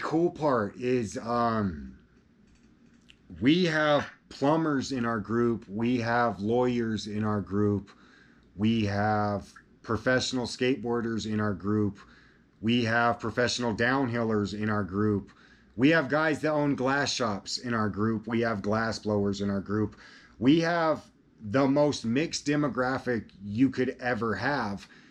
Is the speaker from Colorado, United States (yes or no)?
yes; Colorado, United States; I'm from Colorado